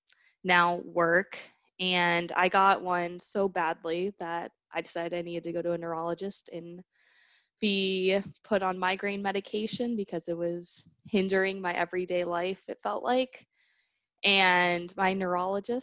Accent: Austin, Texas, United States; also born or lived in Michigan; I am originally from Austin.

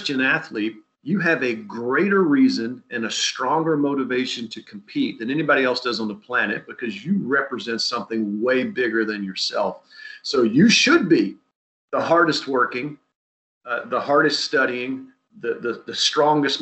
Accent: South Louisiana, United States; moved away as an adult; also born or lived in Southern California; I'm from a unique place

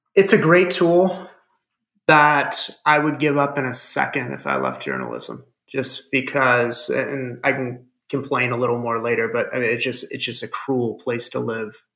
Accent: Fremont, Ohio, United States; I grew up in Ohio and went to a small private Catholic school

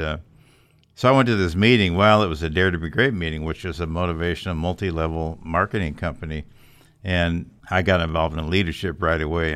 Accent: Sioux Falls, South Dakota, United States; moved away as an adult; I grew up in Sioux Falls, South Dakota

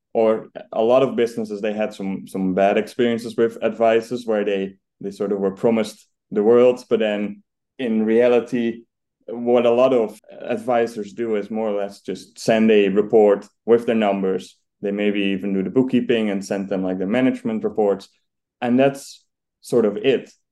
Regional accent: Netherlands; now in United Kingdom; as you can probably hear, I'm I'm Dutch. So I grew up in the Netherlands

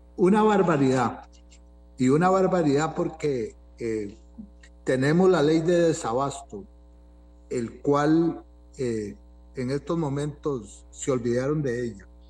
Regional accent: Costa Rica; uno que es eh, tico

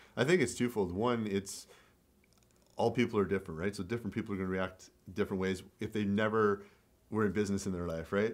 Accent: Canada; also born or lived in Sudbury; I grew up in Canada

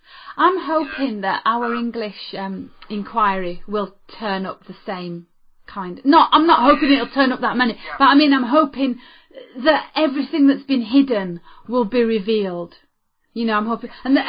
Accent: New Zealand; yeah, well, McClelland, he was okay, but I can do better because I'm from New Zealand.

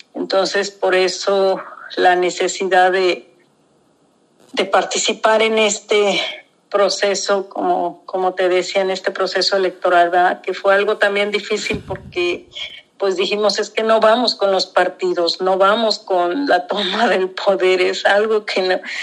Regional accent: southern Jalisco, Mexico; Nahua, del sur de Jalisco

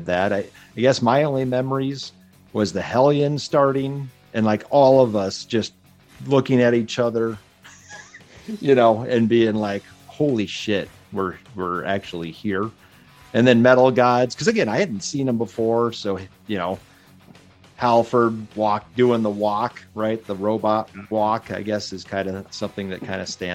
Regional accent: Nebraska, United States; growing up in Nebraska

